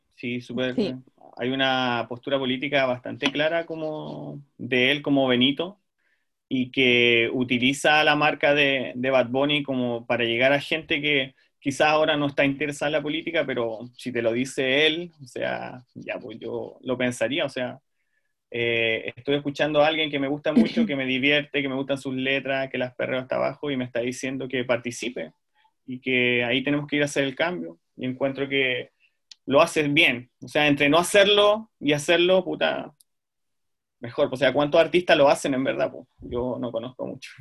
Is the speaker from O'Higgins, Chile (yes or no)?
no; Puerto Montt, Los Lagos, Chile; soy de Puerto Montt